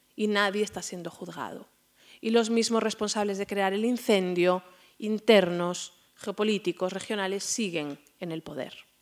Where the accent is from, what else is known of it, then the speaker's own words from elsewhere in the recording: Spain; como, como, españoles, como españolas